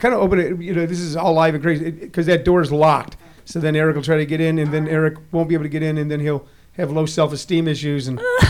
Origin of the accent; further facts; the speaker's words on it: Missouri, United States; moved away as an adult; now in Los Angeles, United States; When I moved to Los Angeles, to give you an idea, I moved from Missouri in the 70s, and I didn't know a soul out there